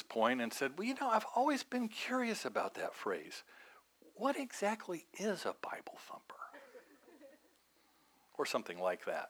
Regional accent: Evansville, Indiana, United States; moved away; my hometown of Evansville

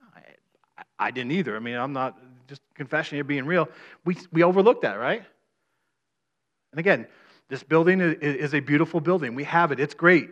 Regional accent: Maine, United States; I'm from Maine

